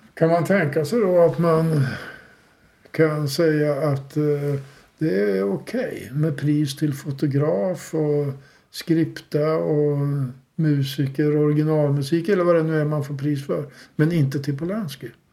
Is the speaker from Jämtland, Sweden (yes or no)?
no; Uppsala, Uppsala County, Sweden; som Uppsalabo